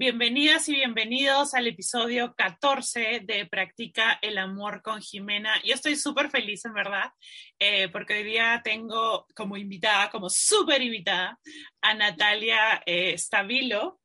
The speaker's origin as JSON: {"language": "Spanish", "country": "Peru", "said": "yo soy peruana"}